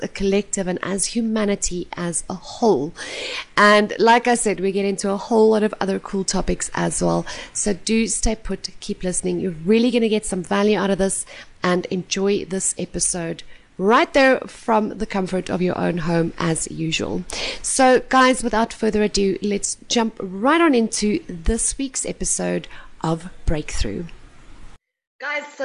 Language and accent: English; South Africa; I'm from South Africa